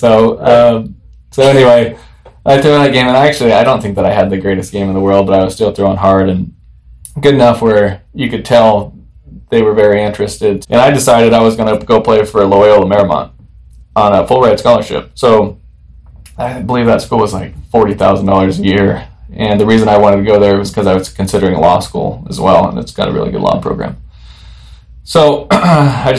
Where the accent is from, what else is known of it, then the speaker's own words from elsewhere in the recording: Hemet, California, United States; I'm from Hemet.